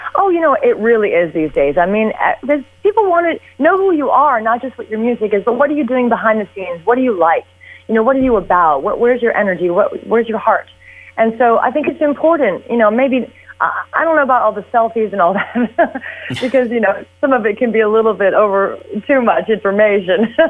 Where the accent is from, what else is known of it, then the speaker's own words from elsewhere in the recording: Houston, Texas, United States; I grew up in Houston, Texas.